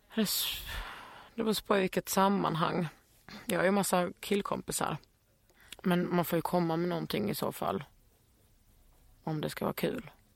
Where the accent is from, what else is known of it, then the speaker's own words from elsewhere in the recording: Skåne, Sweden; moved away as an adult; also born or lived in Lund / Västergötland / Bohuslän; när jag flyttade ifrån Skåne när jag var 20, då kände jag mig skånsk